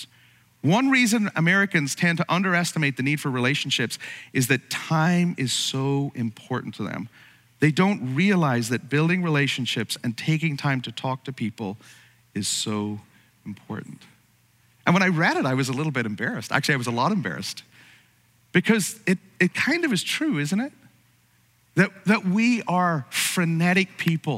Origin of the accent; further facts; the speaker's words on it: Ireland; now in United States; you're from another country like me, from Ireland